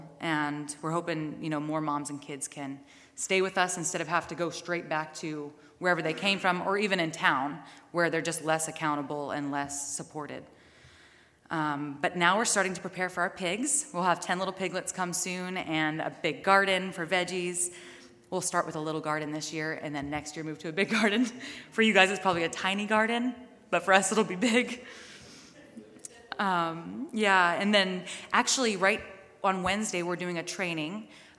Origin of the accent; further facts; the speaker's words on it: Mississippi, United States; moved away as an adult; also born or lived in Pensacola, Florida / Georgia / Thunder Bay; now in Brandon, Canada; I went through Teen Challenge in Florida, Pensacola. I'm from Mississippi